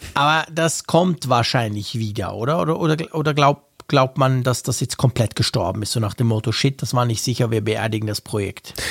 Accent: Switzerland; als Schweizer

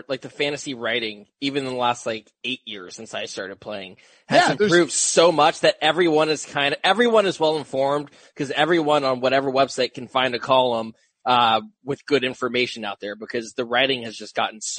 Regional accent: Seattle, Washington, United States; I grew up in Seattle, obviously.

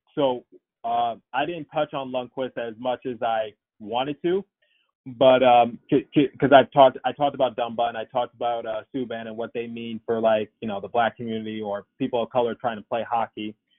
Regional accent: Philadelphia, Pennsylvania, United States; my hometown team, the uh, the Flyers

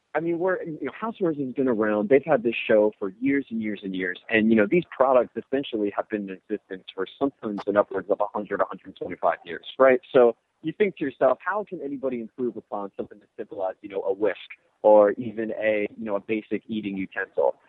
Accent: Orlando, Florida, United States; I'm from Orlando, so I know Disney

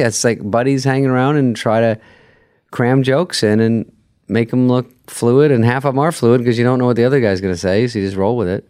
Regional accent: Arizona, United States; I'm from Arizona

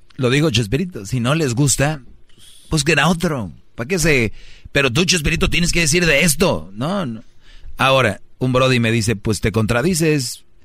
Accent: Mexico; todos somos paisanos y somos de México

